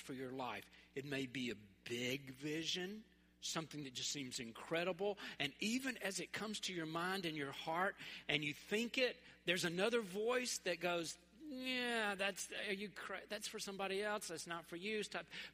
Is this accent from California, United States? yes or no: no; Memphis, Tennessee, United States; where I grew up in North Memphis